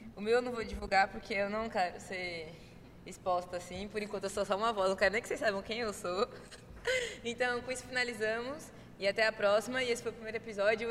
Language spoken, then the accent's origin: Portuguese; Recife, Pernambuco, Brazil; já que somos de Recife